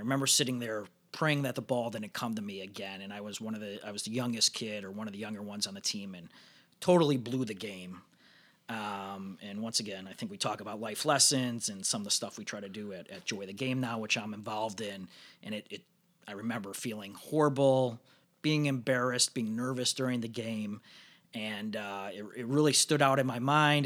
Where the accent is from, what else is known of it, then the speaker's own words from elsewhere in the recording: Northbrook, Illinois, United States; I was from Northbrook